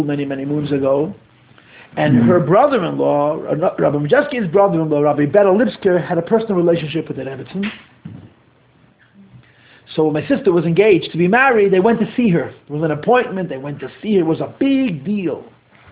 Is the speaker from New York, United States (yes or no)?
yes; New York City, New York, United States; I'm born and bred in Crown Heights. I grew up here